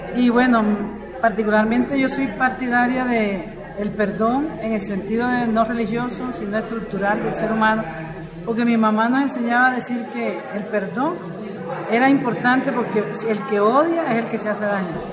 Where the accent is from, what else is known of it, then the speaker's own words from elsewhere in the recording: Colombia; yo vengo de los Montes de María